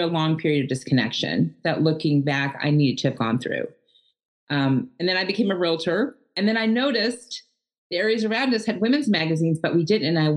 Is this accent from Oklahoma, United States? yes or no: yes; Edmond, Oklahoma, United States; I was born and raised in Edmond, Oklahoma, outside of Oklahoma City